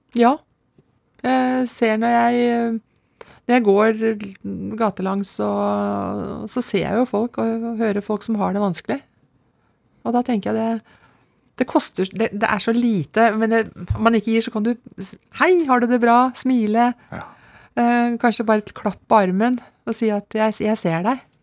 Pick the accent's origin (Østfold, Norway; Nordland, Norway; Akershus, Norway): Akershus, Norway; Lommedalen; Født og oppvokst i Lommedalen. Og bor der fremdeles.